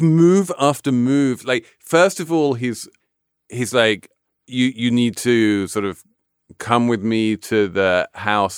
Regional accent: England, United Kingdom; I'm English

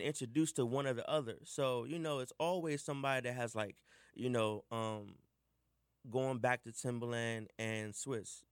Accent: Washington, District of Columbia, United States; I grew up in the United House of Prayer for All People. Um, if you're in DC, you know, you pretty much know about it. Mm-hmm. You know, we have huge parades every 30th of May. We shut down Northwest

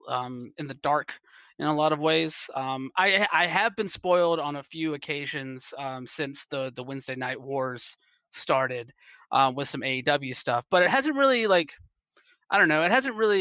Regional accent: East Coast, United States; moved away as an adult; now in West Coast, United States; I'm originally from the East Coast. And so I'm still getting used to the West Coast in some ways, even though I've been out here for like a handful of years at this point

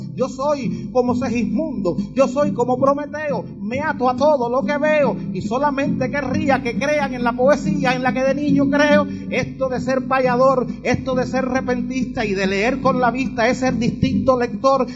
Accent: Havana, Cuba; vengo desde La Habana

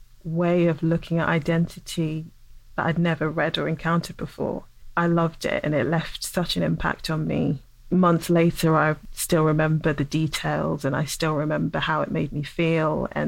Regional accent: England, United Kingdom; I had to confront a lot of my own feelings around race as a dark-skinned black woman growing up in England, where that is not the standard of beauty.

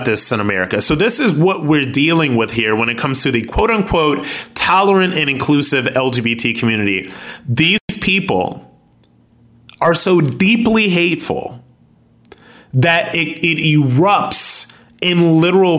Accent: Akron, Ohio, United States; I'm ex-military and I'm from Akron, Ohio

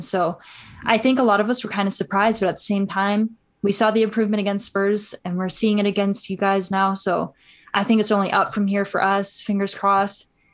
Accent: Canada; I'm Canadian

